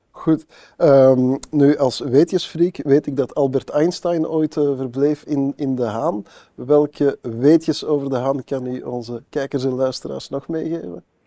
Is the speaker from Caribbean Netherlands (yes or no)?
no; Antwerp, Flanders, Belgium; in mijn geboortestad, dan nog wel Antwerpen